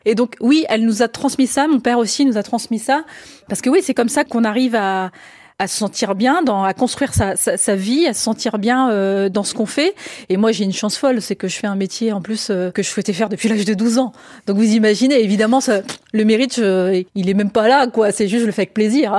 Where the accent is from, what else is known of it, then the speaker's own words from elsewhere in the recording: France; je, suis, je suis française